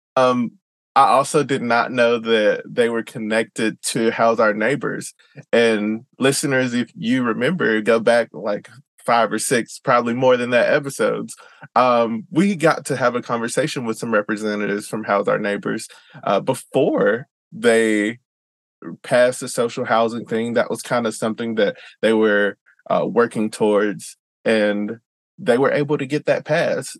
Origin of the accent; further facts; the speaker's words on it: Georgia, United States; moved away as an adult; now in Seattle, United States; I'm from Georgia